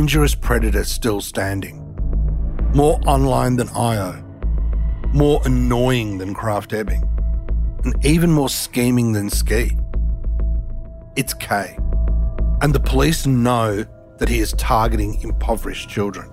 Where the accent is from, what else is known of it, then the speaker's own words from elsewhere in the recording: India; I'm Indian